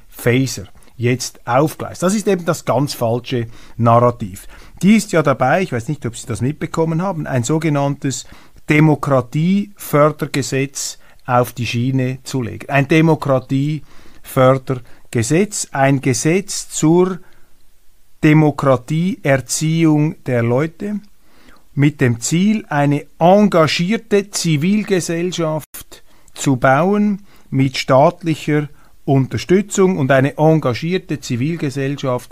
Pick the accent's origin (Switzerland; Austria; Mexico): Switzerland; als Schweizer